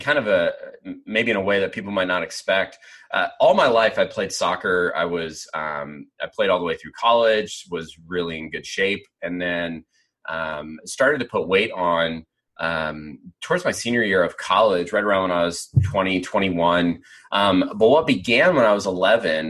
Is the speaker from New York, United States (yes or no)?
no; Pennsylvania, United States; where I grew up in Pennsylvania, church was something that you did